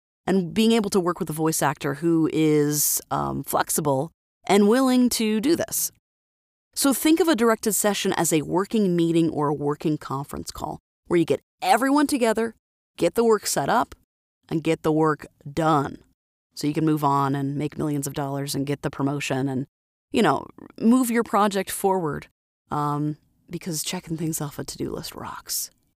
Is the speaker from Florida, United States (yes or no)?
yes; Florida, United States; now in Idaho, United States; so I have a Florida phone number, which is where I'm from, born, raised, and but now I live in Idaho